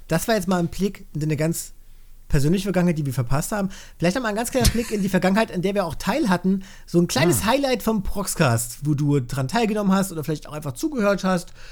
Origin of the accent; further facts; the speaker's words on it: Germany; bei uns in Deutschland